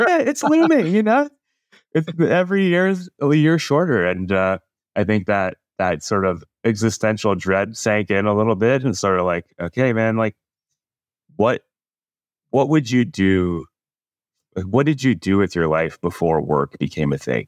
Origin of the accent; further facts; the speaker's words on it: Canada; moved away as an adult; now in California, United States; a guy born and raised in Canada.